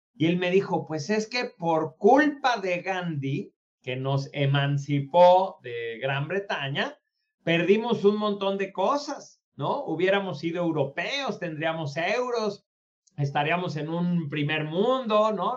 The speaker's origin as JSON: {"language": "Spanish", "country": "Mexico", "also_born_or_lived": "United States", "said": "yo como mexicano"}